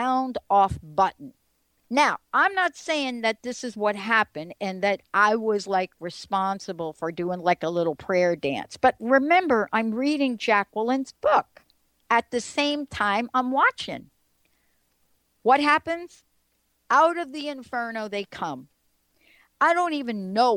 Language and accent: English; East Coast, United States; now in Seattle, United States; growing up on the East Coast, being part of Giants Stadium and the building